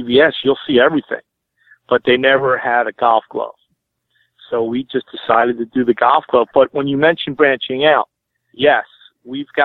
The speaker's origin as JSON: {"language": "English", "region": "Northeast", "country": "United States", "said": "I'm from the Northeast."}